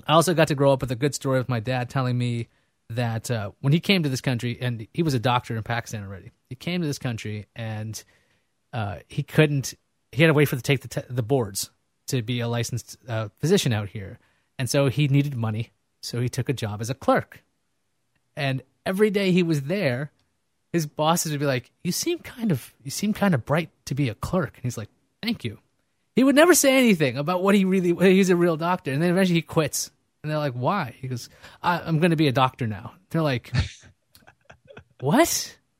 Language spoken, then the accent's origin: English; New York, United States; also born or lived in California; I grew up in Queens